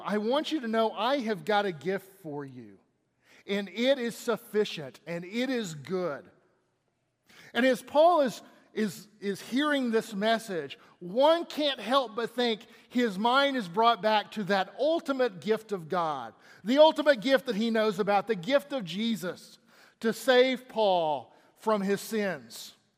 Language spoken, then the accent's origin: English; Texas, United States; I'm from Texas